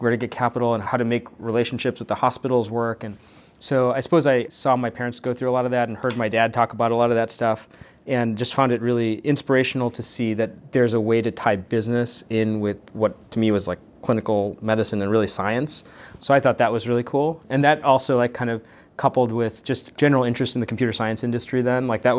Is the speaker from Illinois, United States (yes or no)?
yes; Chicago, Illinois, United States; So my parents are doctors. Everybody in my family is a doc. I grew up in Chicago.